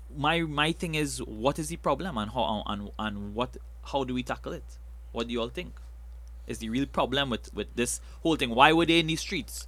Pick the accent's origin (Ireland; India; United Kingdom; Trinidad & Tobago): Trinidad & Tobago; I love being a Trinidadian